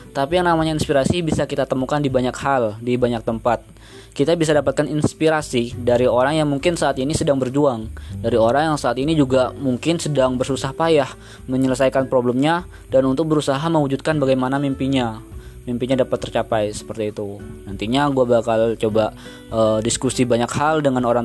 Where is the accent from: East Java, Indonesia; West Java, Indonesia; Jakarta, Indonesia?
East Java, Indonesia; Banyuwangi; Asal gua dari Banyuwangi, Jawa Timur dan saat ini masih menjadi mahasiswa aktif di Institut Pertanian Bogor.